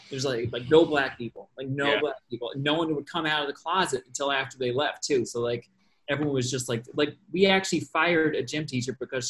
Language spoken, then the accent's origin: English; Westport, New York, United States; moved away; About 6 hours north of here and right near Canada. Please call it called Westport, New York.